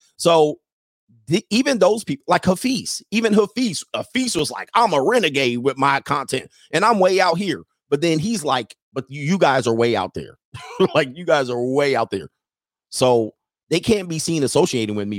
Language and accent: English; Southern California, United States; moved away as an adult; now in Italy; I grew up in Southern California